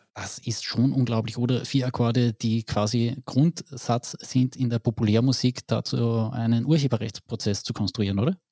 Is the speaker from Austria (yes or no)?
yes; Carinthia, Austria; bei uns in Kärnten